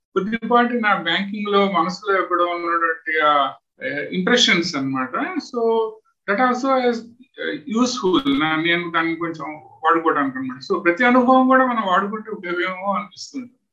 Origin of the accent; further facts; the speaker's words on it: Khammam district, Telangana, India; moved away as an adult; now in West Bengal, India; మేము పుట్టి పెరిగింది ఖమ్మం జిల్లా